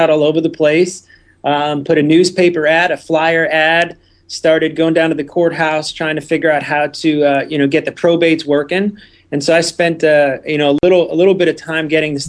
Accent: New Jersey, United States; moved away as an adult; also born or lived in Florida; I was born and raised in New Jersey

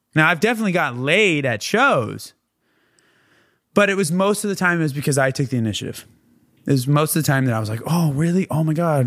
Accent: San Diego, California, United States; now in Los Angeles, United States

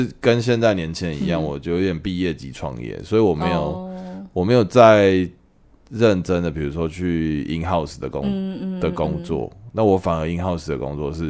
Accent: Taichung, Taiwan; 因为我都傻傻跟人家说我台中人，

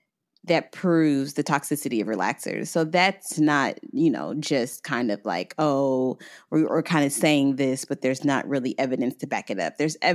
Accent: Tampa, Florida, United States; born there; I was born in Florida. I was actually born in Tampa.

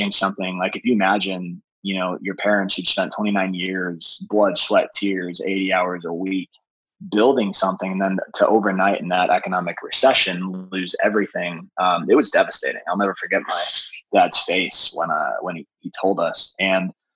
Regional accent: North Chicago, Illinois, United States; moved away as an adult; also born or lived in Goodyear, Arizona; now in San Diego, United States; I grew up in North Chicago, about 45 minutes north of the city

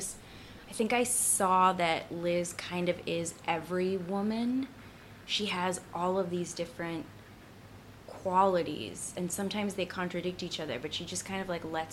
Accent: Boston, Massachusetts, United States; Jamaica Plain

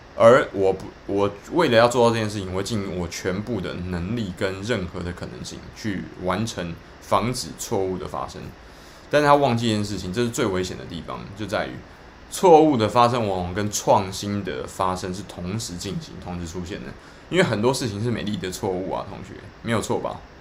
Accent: Taiwan; 我们台湾人很多的这个产业的这种商人在跟政府在， 政府的代表在沟通的时候，常常遇到那种无限的回圈的问题哦

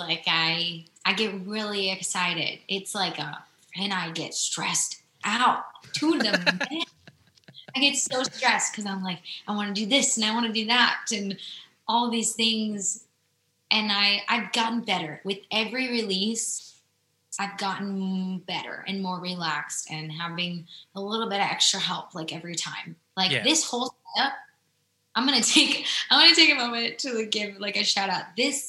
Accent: Midwest, United States; I'm not a fashionista like that. I'm just not. I'm from the Midwest. So I like to wear Packer gear and sweaters

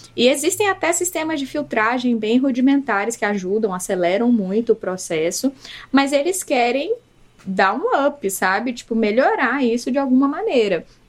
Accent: Salvador, Bahia, Brazil; moved away as an adult; now in Belo Horizonte, Brazil; Mas eu sou da Bahia, de Salvador. Na verdade, a minha família é da ilha de Taparica, é originalmente, mas eu já nasci em Salvador

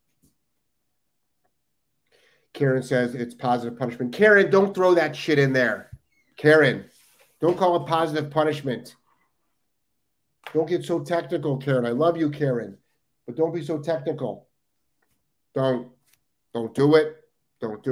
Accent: Cleveland, Ohio, United States; moved away; I'm from Ohio, guys. I'm from Cleveland.

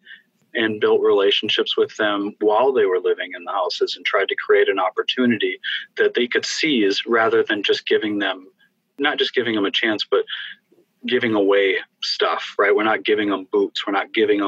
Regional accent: Fargo, North Dakota, United States; my hometown of Fargo, North Dakota

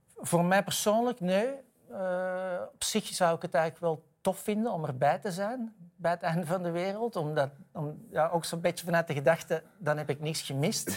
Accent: Edegem, Flanders, Belgium; moved away as an adult; now in Amsterdam, Netherlands; ik ben opgegroeid in de Victoriastraat in Edegem

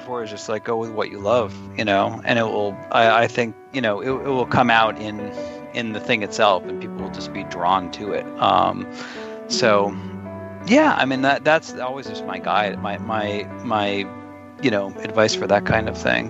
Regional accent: Boston, Massachusetts, United States; I'm being from Boston

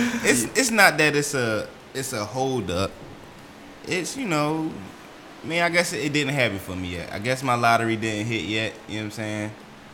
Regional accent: Baltimore, Maryland, United States; My homies I grew up in Baltimore

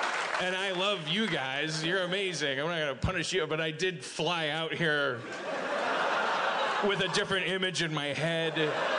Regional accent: Midwest, United States; I'm from the Midwestern United States.

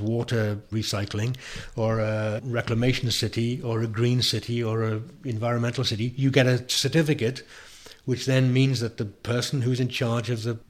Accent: South Wales, United Kingdom; I'm from South Wales

